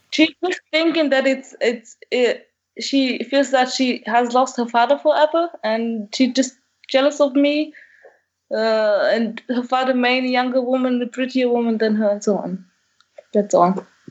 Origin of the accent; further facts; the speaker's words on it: Algeria; moved away as an adult; now in Germany; I'm from Algeria as well, so North Africa.